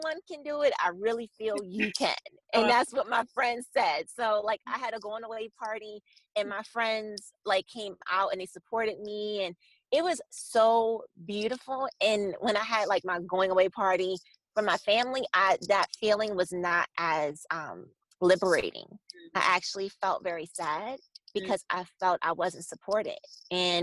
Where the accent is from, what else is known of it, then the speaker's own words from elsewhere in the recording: Baltimore, Maryland, United States; moved away as an adult; now in Los Angeles, United States; I grew up in Baltimore City